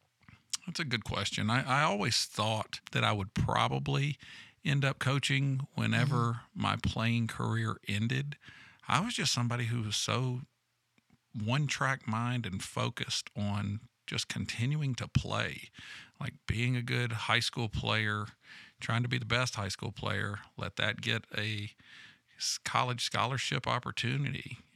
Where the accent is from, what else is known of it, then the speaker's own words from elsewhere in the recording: Nashville, Tennessee, United States; also born or lived in Europe; born and raised in the Middle Tennessee area, and then aside from about 5 years abroad, and a passport that had been stamped a number of times back in the Middle Tennessee area